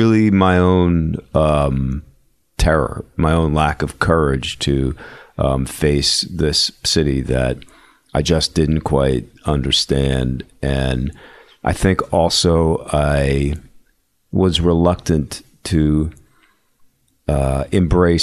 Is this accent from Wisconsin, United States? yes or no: no; Philadelphia, Pennsylvania, United States; now in New York, United States; I grew up in Philly, so I you know, being growing up in an urban setting